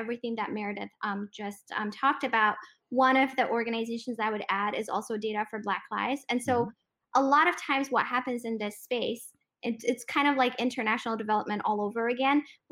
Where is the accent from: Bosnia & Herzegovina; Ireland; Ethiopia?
Ethiopia; I'm an Eritrean ethnically who was born and raised in Ethiopia